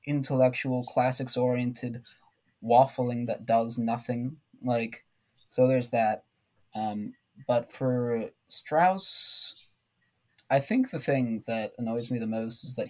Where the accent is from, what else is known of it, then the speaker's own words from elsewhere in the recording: United States; I'm an American